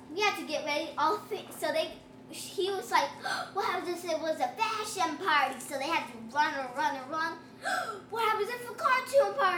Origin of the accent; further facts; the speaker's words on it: United States; I'm actually from the United States